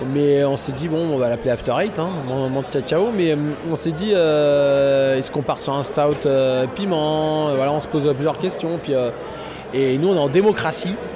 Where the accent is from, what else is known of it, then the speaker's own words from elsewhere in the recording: France; on est français